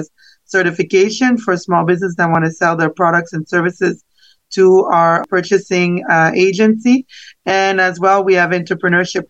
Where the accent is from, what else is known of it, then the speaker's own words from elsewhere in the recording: Canada; moved away as an adult; now in South Florida, United States; I'm originally from Canada and I studied marketing and international business. And I moved here to South Florida 15 years ago